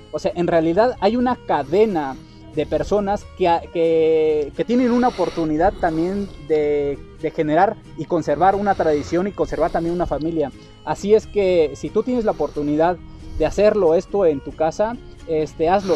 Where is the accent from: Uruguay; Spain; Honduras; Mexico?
Mexico